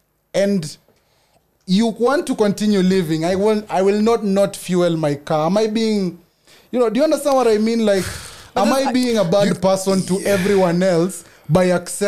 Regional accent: Kenya; As a Kenyan, am I toxic if I continue agreeing to live this life?

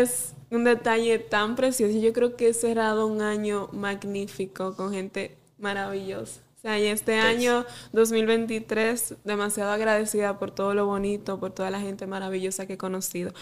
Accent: Salcedo, Hermanas Mirabal, Dominican Republic; directamente desde mi pueblo Salcedo

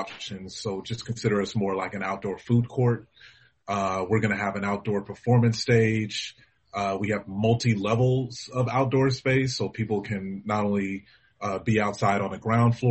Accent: Los Angeles, California, United States; the community that I knew as a kid growing up in Los Angeles

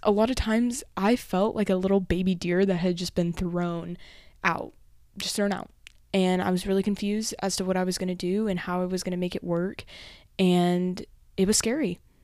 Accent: Amarillo, Texas, United States; moved away as an adult; now in College Station, United States; my actual home, which is in Amarillo, or my hometown

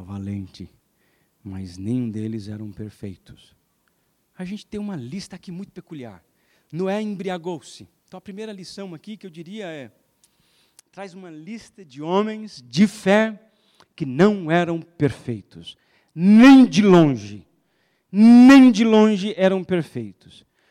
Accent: Alagoas, Brazil; Eu sou lagoano, então eu tenho, vocês não percebem, eu tenho um sotaquezinho.

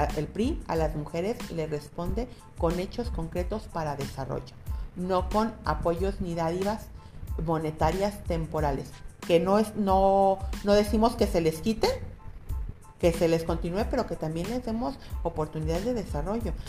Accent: Guadalajara, Jalisco, Mexico; soy nacida en San Juan de Dios, en un hospital que era el Vázquez Arroyo y ahorita ya, ya no existe, pero soy de la cuna de Tapatía, he vivido siempre en Guadalajara

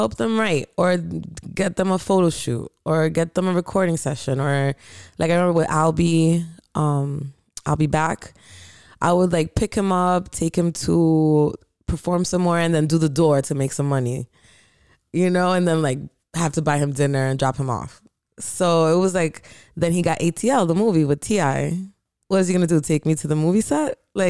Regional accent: Landstuhl, Rhineland-Palatinate, Germany; born there; So, they were stationed in Hamburg, I believe. And I was born in a hospital in Landstuhl.

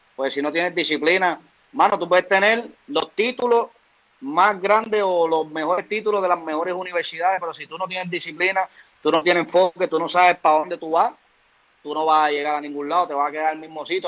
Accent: Aguadilla, Puerto Rico; yo vengo de Aguadilla

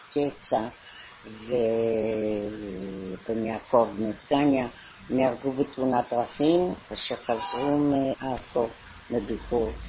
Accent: London, United Kingdom; moved away as an adult; also born or lived in Haifa, Israel / Merhavia, Israel; now in Tel Aviv, Israel; אנחנו באנו ב-1919 ללונדון

